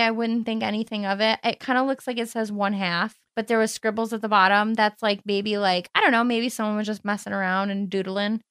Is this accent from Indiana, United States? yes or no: no; Cleveland, Ohio, United States; accent: Cleveland; my Cleveland accent